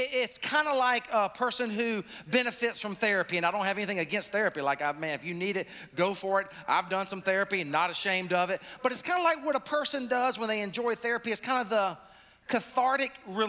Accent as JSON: {"language": "English", "region": "South Carolina", "country": "United States", "moved": "yes", "lives_now": "North Carolina, United States", "said": "our peeps down in Columbia, South Carolina, my home state"}